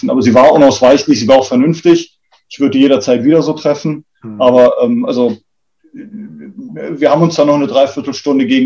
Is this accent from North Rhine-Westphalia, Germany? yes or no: no; Munich, Bavaria, Germany; born there; dass ich in München, wo, wir, wo ich geboren bin, äh, aus dem Fenster runter auf die Straßenbahnhaltestelle gucken konnte